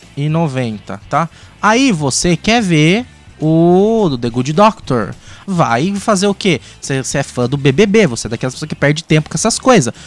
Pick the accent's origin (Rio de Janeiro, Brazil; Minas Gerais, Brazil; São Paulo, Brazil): São Paulo, Brazil; interior of São Paulo state, Brazil; somos do interior do estado de São Paulo, numa cidade que não tem cinema